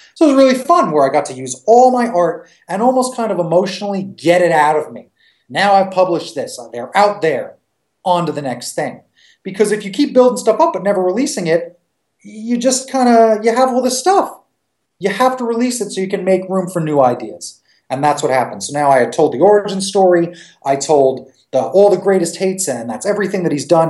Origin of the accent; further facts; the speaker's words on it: Long Island, New York, United States; I grew up in Long Island or on Long Island